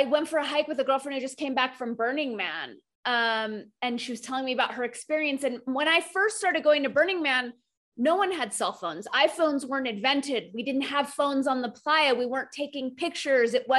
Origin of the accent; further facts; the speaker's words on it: United States; you and I are both born and raised in the United States